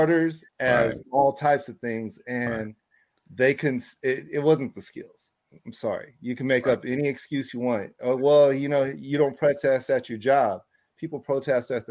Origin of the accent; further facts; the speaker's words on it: California, United States; I'm a Californian